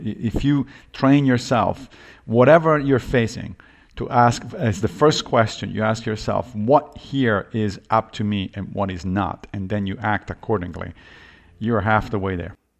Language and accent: English; Rome, Lazio, Italy; now in New York, United States; I grew up Catholic in Rome